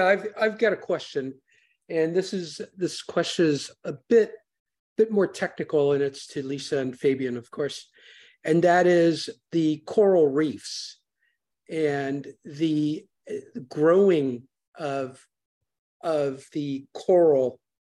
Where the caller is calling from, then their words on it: Florida Keys, United States; I'm calling from the Florida Keys.